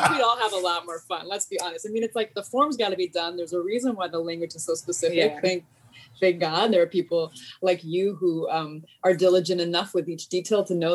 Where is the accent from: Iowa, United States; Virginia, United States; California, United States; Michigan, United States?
California, United States; Los Angeles; I grew up in Los Angeles